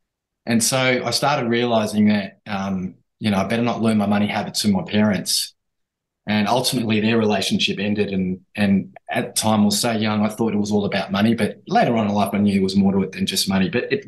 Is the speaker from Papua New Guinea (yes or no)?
yes; Papua New Guinea; born there; but I was born in New Guinea and I was born under the United Nations flag.